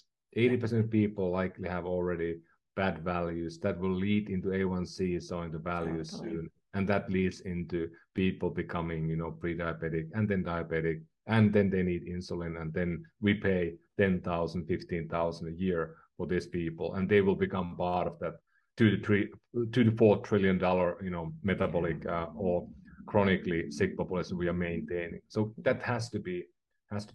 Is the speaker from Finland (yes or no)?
yes; Finland; now in San Francisco, United States; I'm from Finland